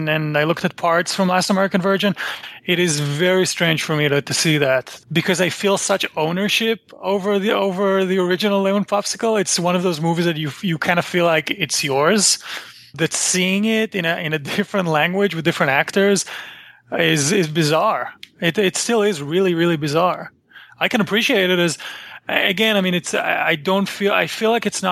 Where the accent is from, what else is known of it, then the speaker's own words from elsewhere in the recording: Israel; I grew up in Israel